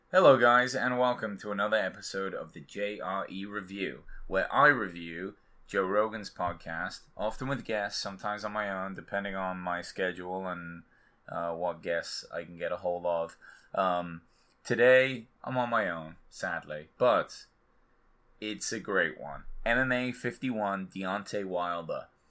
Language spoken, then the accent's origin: English; England, United Kingdom; I'm English